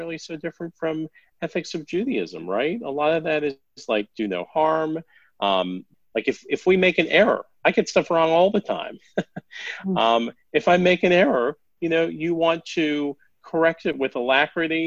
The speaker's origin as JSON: {"language": "English", "town": "Denver", "region": "Colorado", "country": "United States", "tie": "born or raised there", "also_born_or_lived": "Boston, Massachusetts", "said": "I grew up initially in Boston and then in Denver"}